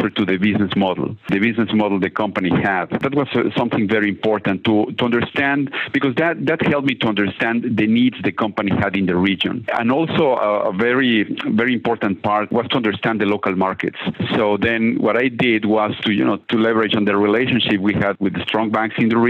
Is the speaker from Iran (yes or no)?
no; Mexico; moved away; I'm originally from Mexico, very large city